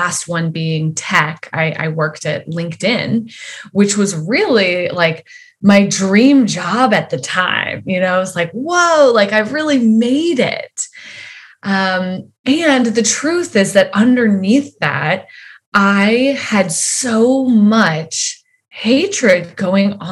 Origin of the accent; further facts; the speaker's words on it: Wyoming, United States; I grew up in Wyoming and in a fairly like religious home.